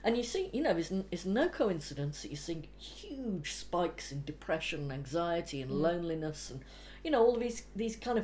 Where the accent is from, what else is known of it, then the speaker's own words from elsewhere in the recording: Anglesey, North Wales, United Kingdom; now in London, United Kingdom; I was brought up in North Wales in Anglesey